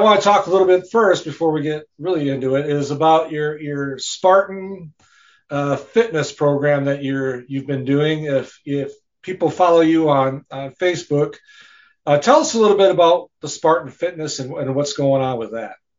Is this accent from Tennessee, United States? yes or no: no; Rice Lake, Wisconsin, United States; I'm from Rice Lake, Wisconsin.